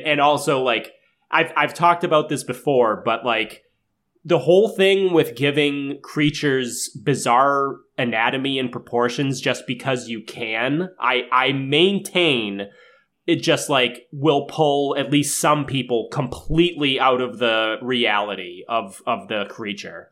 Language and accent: English; Massachusetts, United States; we grew up in Massachusetts